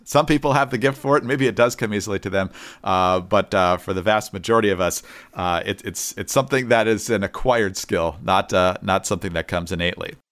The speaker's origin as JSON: {"language": "English", "region": "Michigan", "country": "United States", "said": "I'm from Michigan"}